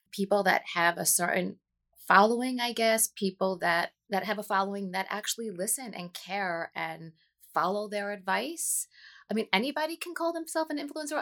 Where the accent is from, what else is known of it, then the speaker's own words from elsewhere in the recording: New Jersey, United States; born and raised, um, in New Jersey